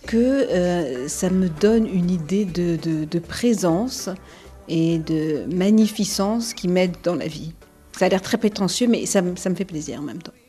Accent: France; j'ai été, j'ai suis née, j'ai été élevée en France

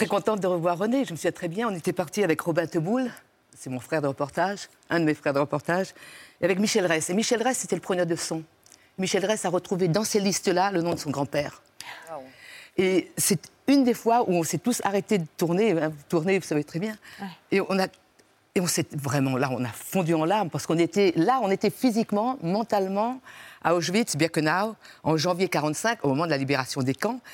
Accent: Réunion; moved away; mon village sur les pentes du volcan

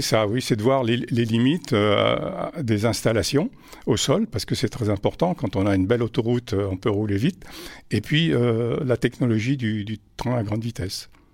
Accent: Vichy, Auvergne-Rhône-Alpes, France; also born or lived in Paris; now in Clermont-Ferrand, France; je suis originaire de Vichy

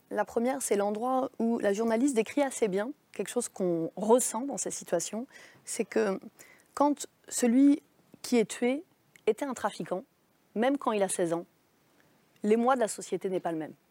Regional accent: Nantes, Pays de la Loire, France; il a grandi euh, chez moi, à Nantes, au Dervalière, quartier que euh, vous connaissez.

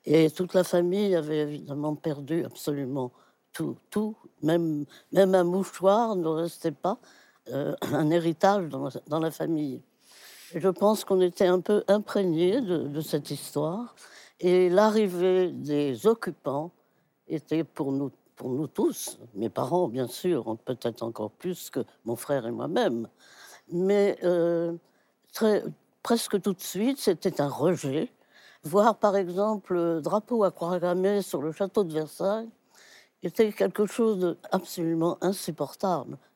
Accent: Wiesbaden, Hesse, Germany; born there; Moi, je suis né en Allemagne parce que mon père était militaire, officier, et il, était en garnison en Allemagne euh, après la guerre. Je suis né en 23

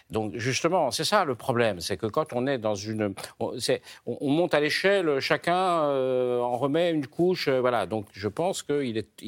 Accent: France; on devrait avoir euh, la même politique à l'égard de la Turquie que l'on a en tant que Français

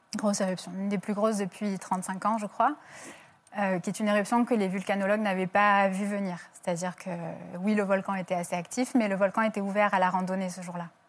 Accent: France; je suis française

